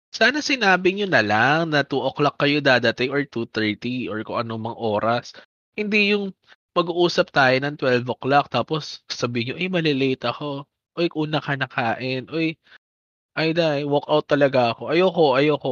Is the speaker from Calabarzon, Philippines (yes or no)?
no; Manila, Metro Manila, Philippines; now in Bacoor, Philippines; nung dito sa Bacoor, uh, hindi kami ganoon nag ganon kapares yung pag-celebrate ng fiesta compared yung taga-Pandakan kami